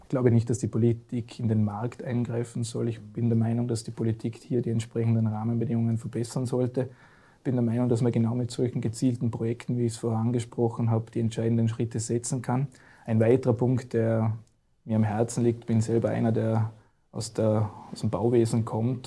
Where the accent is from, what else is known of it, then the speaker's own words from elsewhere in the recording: Vorarlberg, Austria; als Vorarlberger